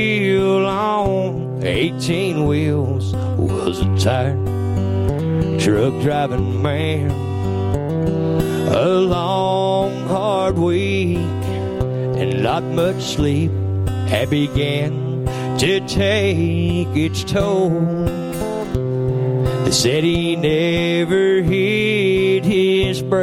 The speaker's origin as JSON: {"language": "English", "region": "Eastern Kentucky", "country": "United States", "tie": "born or raised there", "also_born_or_lived": "California", "said": "Back when I was growing up in East Kentucky, I was born in California. My mom and dad moved to East Kentucky when I was three"}